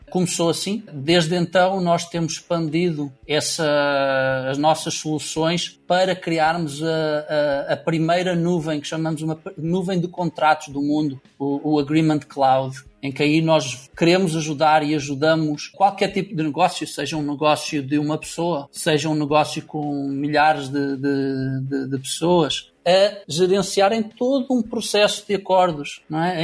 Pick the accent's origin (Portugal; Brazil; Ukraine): Portugal; moved away as an adult; also born or lived in Lisbon / Silicon Valley; eu iniciei, iniciei obviamente a minha vida em Portugal